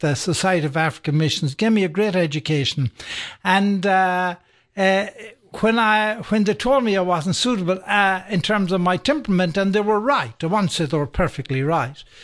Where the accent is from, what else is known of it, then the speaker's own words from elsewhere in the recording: Sligo, Connacht, Ireland; moved away as an adult; now in Atlanta, United States; I grew up in Ireland, by the way, um, and, uh, in a place called, uh, Sligo, County Sligo.